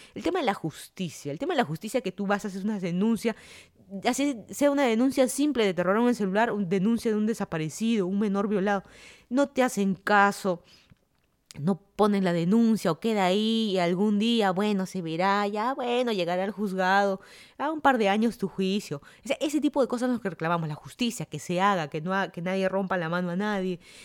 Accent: Lima, Peru; moved away as an adult; also born or lived in Miami, United States; now in Fairfax County, Virginia, United States; yo soy de Lima, Perú, me mudé a Estados Unidos ya casi van a ser cuatro años ya

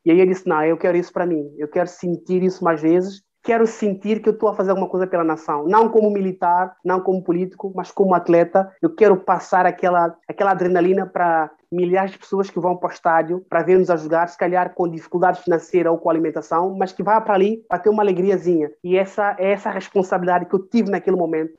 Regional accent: São Tomé, Água Grande, São Tomé & Príncipe; sou de cidade da Água Grande, que é a capital.

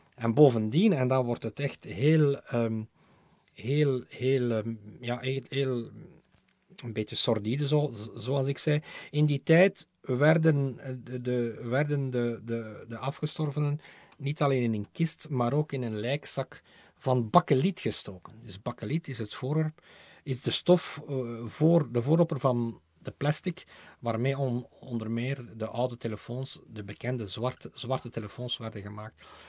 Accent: Aalst, Flanders, Belgium; now in Brussels, Belgium; Het is mijn geboortestad

